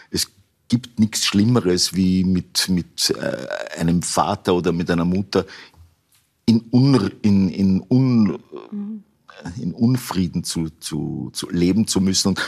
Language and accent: German; Upper Austria, Austria; Ich bin in Oberösterreich aufgewachsen und in Oberösterreich hat man überhaupt keine Berührungsängste gehabt mit, mit so Namen eigentlich